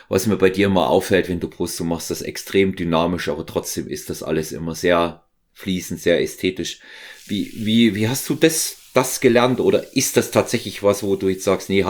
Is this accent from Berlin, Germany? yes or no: no; Thuringia, Germany; Ich bin aus Thüringen, er ist ja aus, äh, aus Sachsen